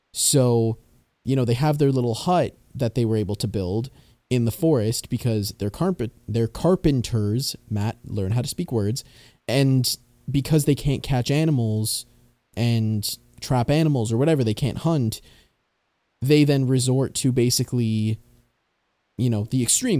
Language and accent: English; Canada; being Canadian, we learn about a lot of those in school